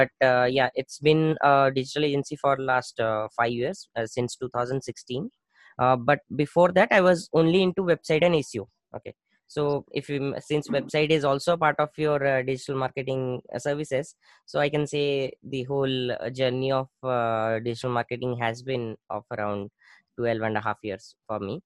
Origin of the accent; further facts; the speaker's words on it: Bhubaneswar, Odisha, India; I started a proper digital agency in my hometown in Bhubaneswar.